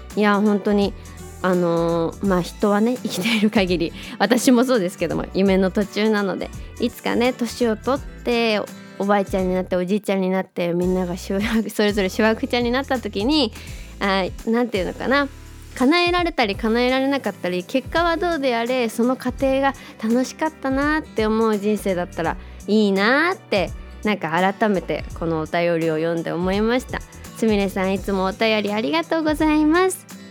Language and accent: Japanese; Japan; 自分の生まれ育った国